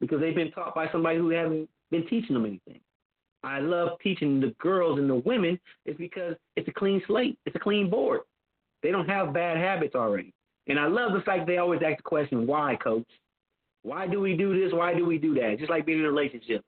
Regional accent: Compton, California, United States; moved away; also born or lived in Carson, California / Clark County, Nevada; I'm a kid from Compton, California.

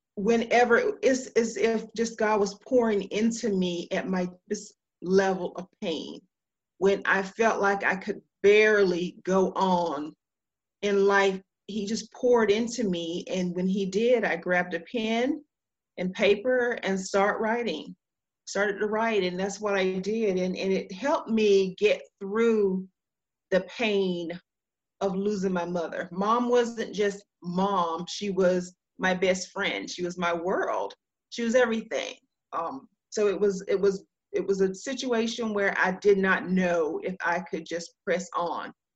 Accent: Duplin County, North Carolina, United States; also born or lived in Raleigh, North Carolina; I am a Southern girl. I am from Duplin County in North Carolina small town and uh, that was my upbringing

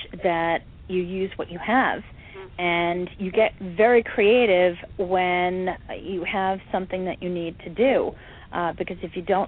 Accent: Catskill Mountains, New York, United States; I grew up in the Catskill Mountains

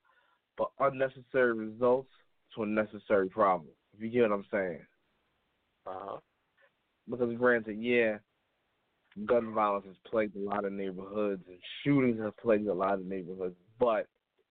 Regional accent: New York City, New York, United States; I'm from the Bronx

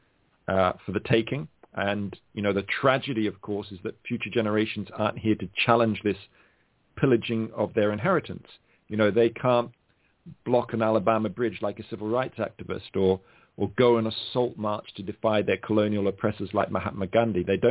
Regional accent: Australia; I grew up in Australia

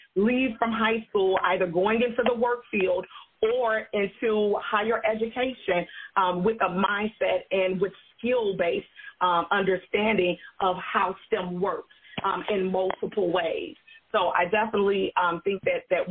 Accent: Chicago, Illinois, United States; moved away; also born or lived in Atlanta, Georgia; I'm from Chicago, and I actually went to Chicago Vocational Career Academy there in the inner city of Chicago

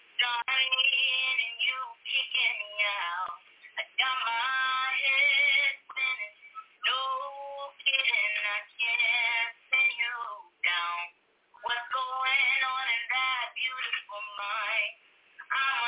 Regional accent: Burtonsville, Maryland, United States; I'm 15 years old. I'm from Burtonsville, Maryland.

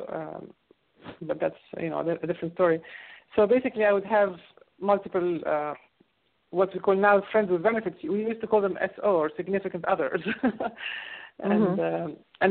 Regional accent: Egypt; moved away; I grew up in Egypt

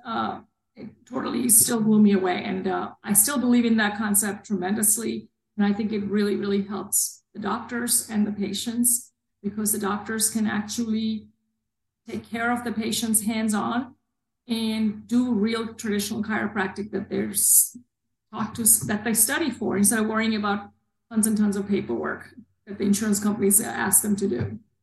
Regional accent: New Jersey, United States; moved away as an adult; now in Florida, United States; I grew up in New Jersey

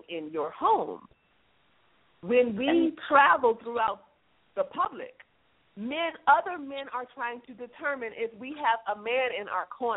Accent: United States; us as American women

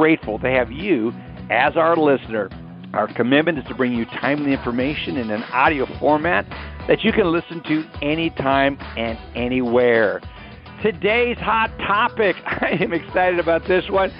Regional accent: Austin, Texas, United States; Andy's and my hometown, Ben's as well as Joe's hometown, Austin, Texas

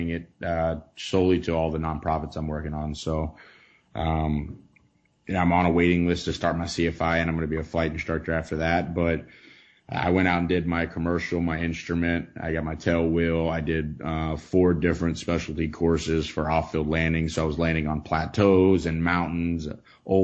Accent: Texarkana, Texas, United States; moved away; also born or lived in Florida / Utah / Colorado; from Texarkana, Texas.

